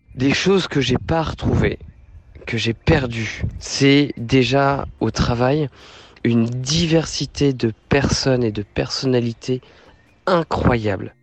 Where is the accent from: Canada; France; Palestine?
France; Normandy; moved away as an adult; also born or lived in Shenyang, China; je suis revenu en Normandie parce que ma terre natale me manquait